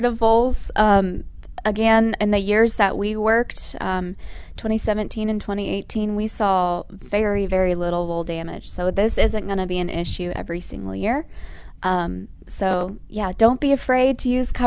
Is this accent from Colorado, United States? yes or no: no; McDonough, Georgia, United States; moved away as an adult; now in Indiana, United States; I'm from McDonough, Georgia, originally.